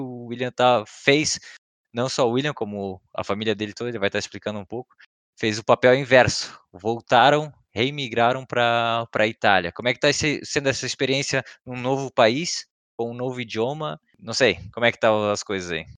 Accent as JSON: {"language": "Portuguese", "country": "Brazil", "moved": "yes", "lives_now": "Germany"}